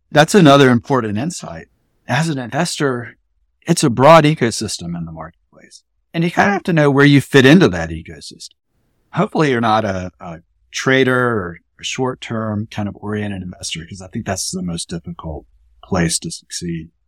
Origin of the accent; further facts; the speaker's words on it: Columbia, South Carolina, United States; I was born in Columbia, South Carolina in nineteen seventy-four, so my childhood spanned the eighties and early nineties